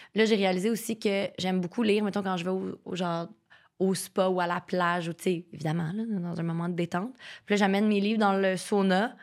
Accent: Terrebonne, Quebec, Canada; moi, je viens de Terrebonne

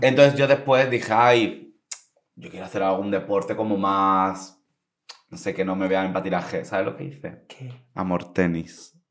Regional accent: Santa Ponsa, Balearic Islands, Spain; mi pueblo es Santa Ponsa

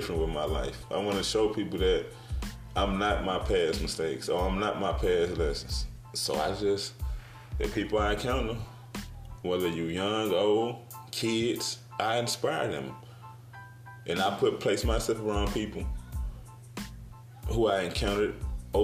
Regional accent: Brooklyn, Illinois, United States; also born or lived in East St. Louis, Illinois / Granite City, Illinois / Indiana; I grew up in Brooklyn, Illinois, East St. Louis, Granite City, the Indiana, the Midwest area

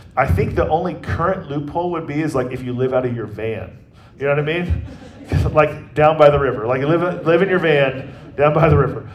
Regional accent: Atlanta, Georgia, United States; now in Kansas City, United States; I'm from Atlanta and how our family will be rooting for sports teams that are from Atlanta

